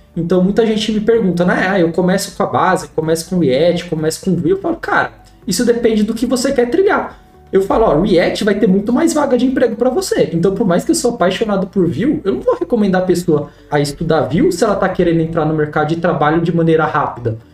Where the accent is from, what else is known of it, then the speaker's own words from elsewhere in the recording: Piracicaba, São Paulo, Brazil; accent: caipira; eu sou de, de Piracicaba, interior de São Paulo. Então, eu sou o famoso caipira aí